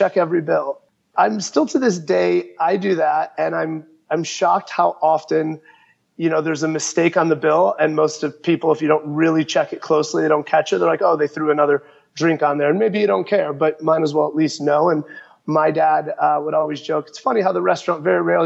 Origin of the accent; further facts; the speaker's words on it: Chicago, Illinois, United States; growing up in Chicago in the 90s